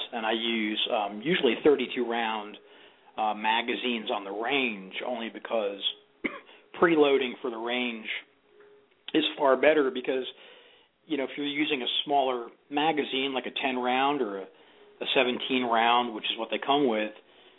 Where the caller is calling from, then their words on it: Tampa, Florida, United States; I'm calling from Tampa, Florida.